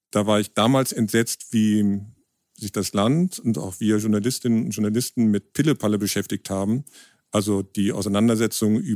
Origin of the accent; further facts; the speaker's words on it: Bonn, North Rhine-Westphalia, Germany; now in Hamburg, Germany; im Hauptberuf Dokumentarfilmer. Ich komme aus Bonn, also der alten Hauptstadt, wohne in Hamburg